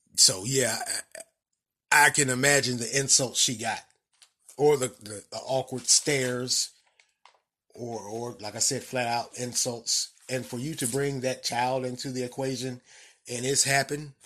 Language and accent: English; the southern United States, United States; I grew up in, in the southern part of the United States.